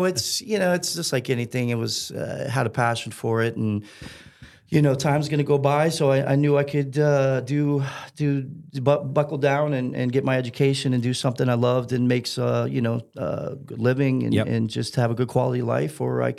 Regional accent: Key West, Florida, United States; also born or lived in Orlando; I was born in Key West, Florida, and grew up down there half my life. Then the other half came up to Orlando in, 89, 90.

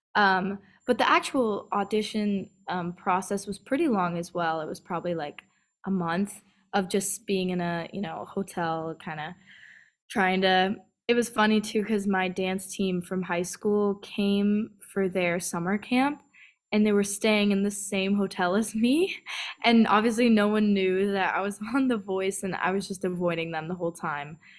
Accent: California, United States; also born or lived in San Diego / Rancho Cucamonga / North Carolina; I was born in San Diego, then I moved to, um, Rancho Cucamonga, which is kind of a, uh, inland part of L A, and then I moved to North Carolina, um, for about five years, and then I moved back to California

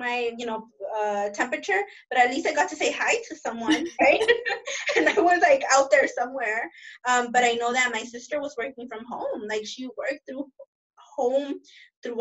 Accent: Los Angeles, California, United States; throughout my childhood and teenhood living here in South

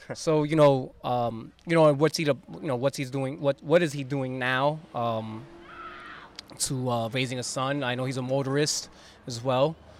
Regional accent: West New York, New Jersey, United States; I grew up in West New York

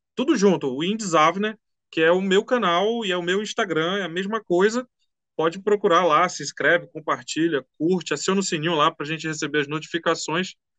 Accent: Manaus, Amazonas, Brazil; eu sou aqui de Manaus

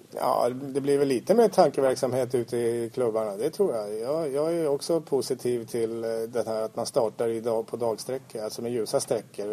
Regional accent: Stockholm, Stockholm County, Sweden; vi infödda stockholmare

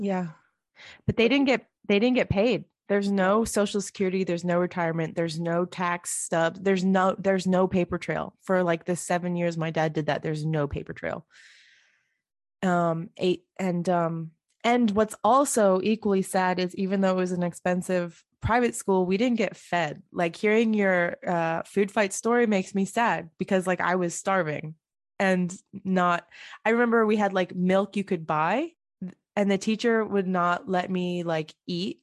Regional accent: Bridgeport, United States; growing up in Bridgeport

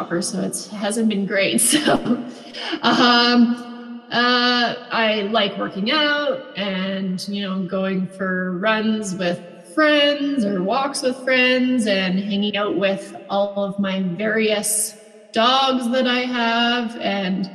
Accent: Vermilion, Alberta, Canada; also born or lived in Two Hills, Alberta / Edmonton, Alberta / Lloydminster; I grew up mostly around Vermilion

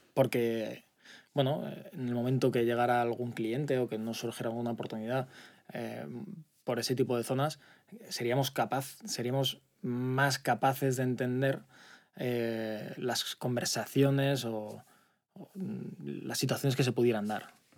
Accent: Altea, Valencian Community, Spain; moved away as an adult; also born or lived in Zaragoza; now in Valencia, Spain; Yo soy de Zaragoza, pero me he criado en Altea.

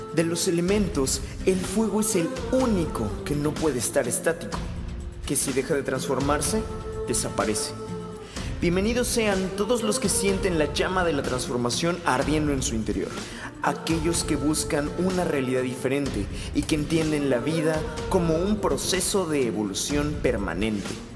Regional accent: Mexico City, Mexico; yo soy de la Ciudad de México

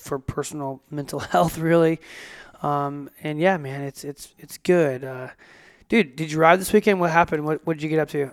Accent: United States; now in Australia; I'm an American living in Australia

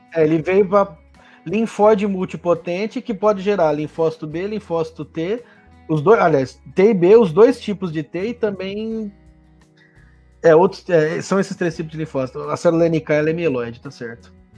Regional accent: interior of São Paulo, Brazil; moved away; also born or lived in Lagarto, Sergipe; minha terra, hein? Interior de São Paulo

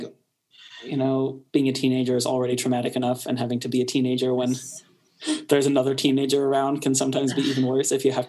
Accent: Kansas City, United States; being Iranian American in a painfully white suburb of Kansas City was trying at times.

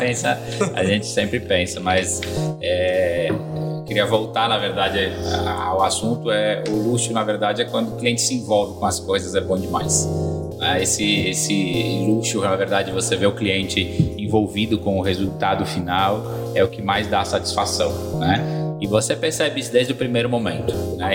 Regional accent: Rio Grande do Sul, Brazil; now in Ceará, Brazil; eu hoje moro, moro no Ceará, mas sou gaúcho.

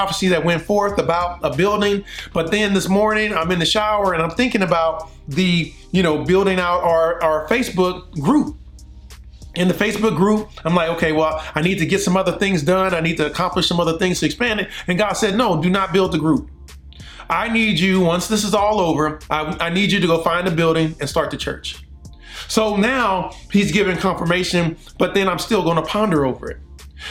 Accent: Compton, California, United States; now in Prattville, United States; I'm from Compton, California, but now I'm in Prattville, Alabama, right outside of Montgomery

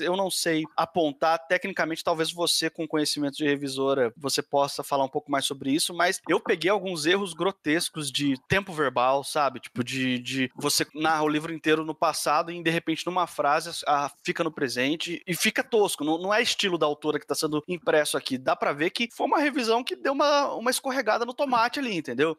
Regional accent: Brazil; aqui na minha terra, no Brasil

